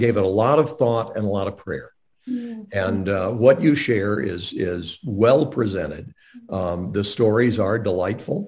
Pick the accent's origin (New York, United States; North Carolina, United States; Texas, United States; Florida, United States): North Carolina, United States; Montreat; I grew up in Montreat, where the Graham family lived